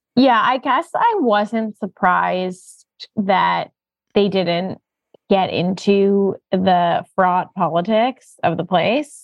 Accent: United States; as an American Jew

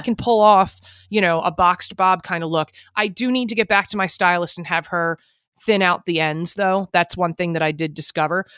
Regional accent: New Jersey, United States; I'm from Jersey

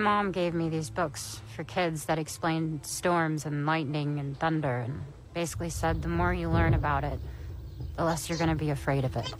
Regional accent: Texas, United States; I grew up in Texas

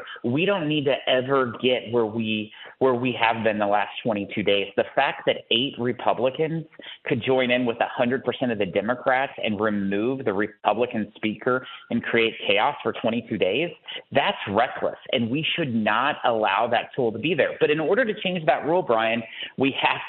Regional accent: Missouri, United States; my home state of Missouri

